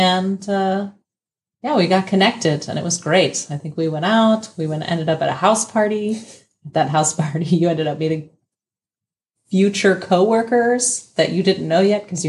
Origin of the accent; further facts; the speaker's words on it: Denver, Colorado, United States; now in Berlin, Germany; Because I'm from Denver, Colorado, okay. Not Berlin, even though it feels like that now that I've lived here.